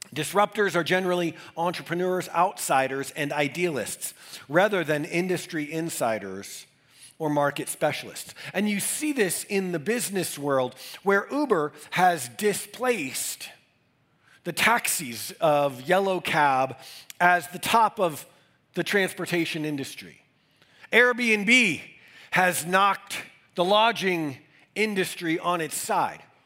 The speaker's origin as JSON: {"language": "English", "region": "Northeast", "country": "United States", "tie": "born or raised there", "moved": "yes", "lives_now": "Denver, United States", "said": "growing up in the Northeast in the 80s and 90s in major cities"}